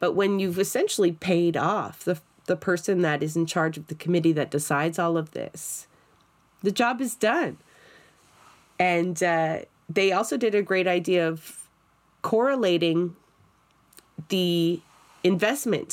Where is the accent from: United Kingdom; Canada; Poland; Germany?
Canada; Toronto, Ontario; I'm from Scarborough